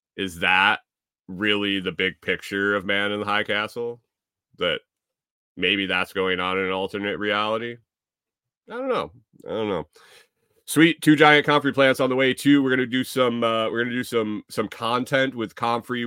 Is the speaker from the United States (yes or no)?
yes; Eastern time zone, Eastern US, United States; when I grew up in Eastern